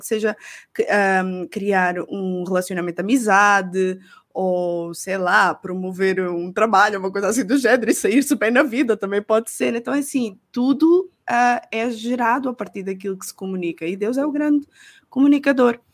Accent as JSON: {"language": "Portuguese", "country": "Portugal"}